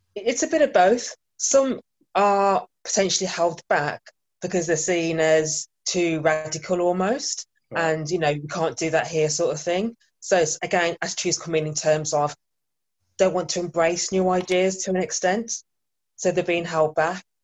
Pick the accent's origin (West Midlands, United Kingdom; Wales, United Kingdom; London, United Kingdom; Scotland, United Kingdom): West Midlands, United Kingdom; Birmingham; moved away as an adult; now in Bristol, United Kingdom; born and bred in Birmingham, but recently moved to Bristol almost two years ago